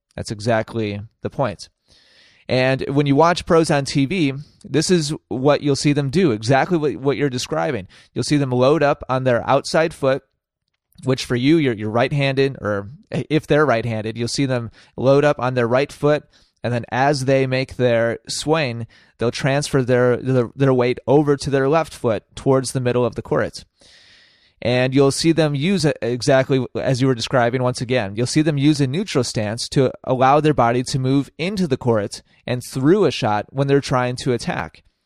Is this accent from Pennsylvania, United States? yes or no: no; Wisconsin, United States; in Wisconsin, my home state.